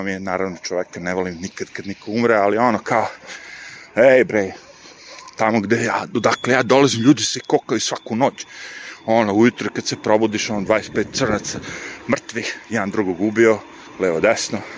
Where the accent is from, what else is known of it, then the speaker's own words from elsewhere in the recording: Smederevo, Podunavlje District, Serbia; moved away as an adult; also born or lived in New York, United States; ja sam ono poreklom Smedreva i odrastao sam ovde. Ovo je moj, kako bi rekao, kraj. Sve znam dosta ulica sam i dalje nakon 25 godina zapamtio